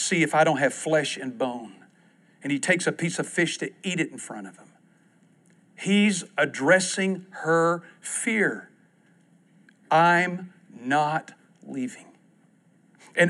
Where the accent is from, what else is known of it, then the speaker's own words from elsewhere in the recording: East Texas, United States; I grew up in East Texas